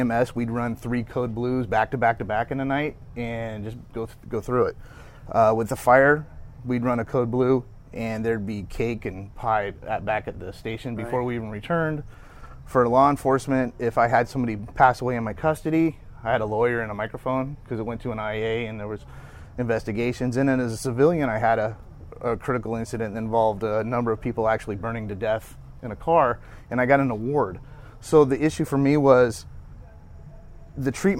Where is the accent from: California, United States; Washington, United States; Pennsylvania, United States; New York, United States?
California, United States; Santa Rosa; Santa Rosa, California